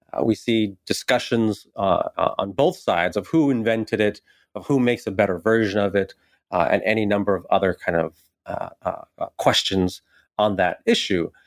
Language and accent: English; San Bernardino, California, United States; also born or lived in Davis, California; I grew up in a kind of very working class, uh, Mexican, Mexican-American community in San Bernardino